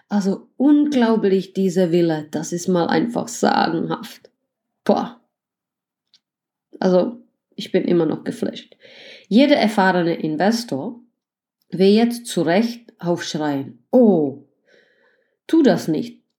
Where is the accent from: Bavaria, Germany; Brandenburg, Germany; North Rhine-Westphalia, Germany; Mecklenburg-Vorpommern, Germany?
Mecklenburg-Vorpommern, Germany; Greifswald; Ich fange an, eine tolle Drei-Zimmer-Wohnung in meiner Heimatstadt Griefswald zu kaufen.